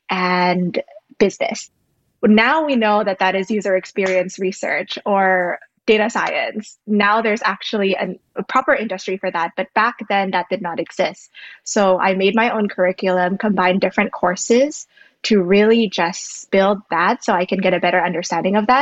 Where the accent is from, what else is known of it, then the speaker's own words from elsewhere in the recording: Jakarta, Indonesia; moved away as an adult; also born or lived in Berkeley, United States; now in United States; So I'm originally from Jakarta, Indonesia. I grew up basically on the outskirts of Jakarta.